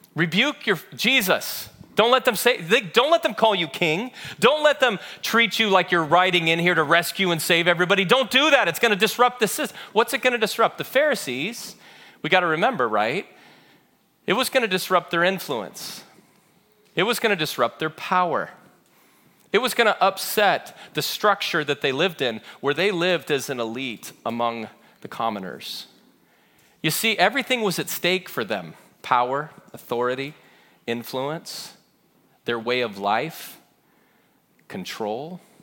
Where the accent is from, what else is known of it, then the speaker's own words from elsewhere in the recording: Chino, California, United States; I grew up in Chino.